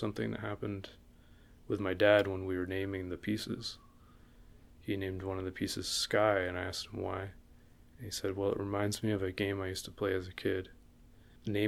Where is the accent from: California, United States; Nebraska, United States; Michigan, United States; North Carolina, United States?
California, United States; Los Angeles; now in New York, United States; my wife and I are both from